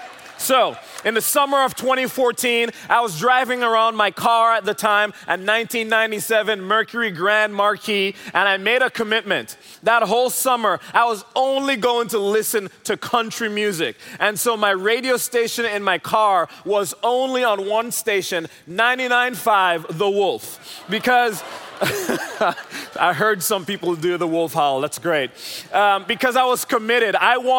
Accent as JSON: {"language": "English", "country": "Jamaica", "lives_now": "Dallas, United States", "said": "I'm originally from Jamaica, if you're wondering where the accent is from."}